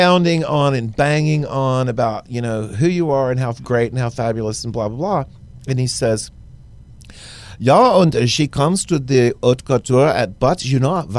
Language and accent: English; Baytown, Texas, United States; also born or lived in Houston; Libby and I are both from Baytown